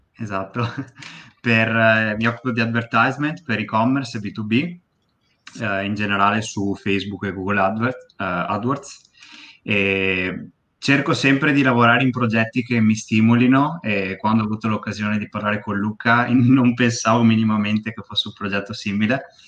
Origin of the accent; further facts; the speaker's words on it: Bassano del Grappa, Veneto, Italy; now in Pove del Grappa, Italy; A 5 minuti da Bassano, a Pove. Però sono nato a Bassano